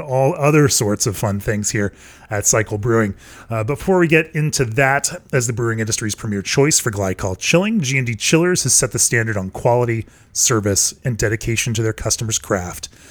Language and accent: English; Orlando, Florida, United States; moved away; I grew up in Orlando.